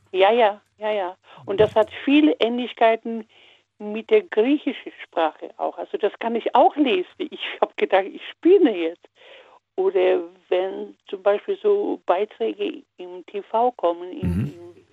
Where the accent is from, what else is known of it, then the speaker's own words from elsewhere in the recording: Poland; first language Polish; German is a second language; ich komme aus Polen, außer Deutsch. Polnisch äh, natürlich in der Schule, in, in der Hauptschule oder in der Grundschule Russisch.